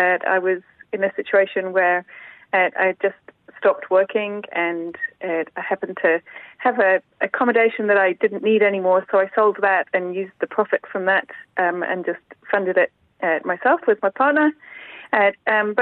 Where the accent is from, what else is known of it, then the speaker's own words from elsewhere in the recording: Nepal; now in Waitati, New Zealand; I was brought up in Nepal